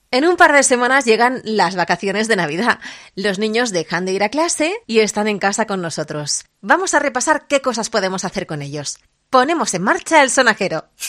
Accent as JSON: {"language": "Spanish", "town": "Barcelona", "region": "Catalonia", "country": "Spain", "said": "En Barcelona, de donde soy yo"}